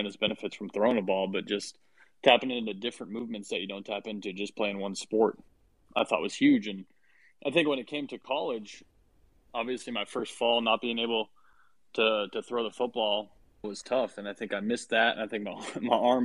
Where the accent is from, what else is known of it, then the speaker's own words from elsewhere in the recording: Massachusetts, United States; growing up in Massachusetts